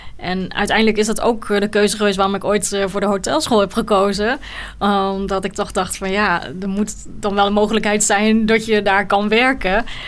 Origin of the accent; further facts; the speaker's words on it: Netherlands; also born or lived in Sri Lanka; ik ben al bijna mijn hele leven hier in Nederland. Ik was eh, als baby